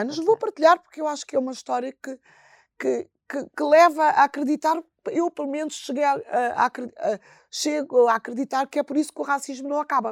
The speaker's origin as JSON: {"language": "Portuguese", "town": "Bissau", "country": "Guinea-Bissau", "moved": "yes", "said": "em Bissau eh, que é a minha terra"}